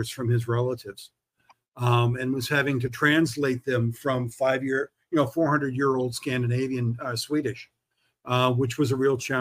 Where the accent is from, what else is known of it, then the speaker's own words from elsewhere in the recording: Southern California, United States; I grew up in Southern California